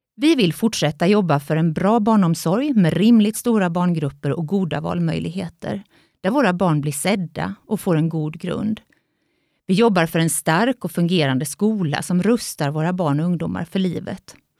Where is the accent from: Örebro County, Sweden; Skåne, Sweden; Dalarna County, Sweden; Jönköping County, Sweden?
Jönköping County, Sweden; Jönköping; moved away as an adult; now in Vetlanda, Sweden; Jag är uppvuxen i Jönköping men har bott i Vetlanda i snart 26 år